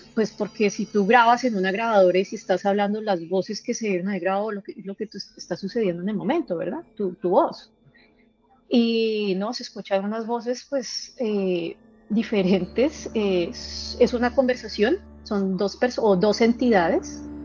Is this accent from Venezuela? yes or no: no; Colombia; now in Arkansas, United States; soy eh, de Colombia, actualmente me encuentro residiendo en Arkansas, en Estados Unidos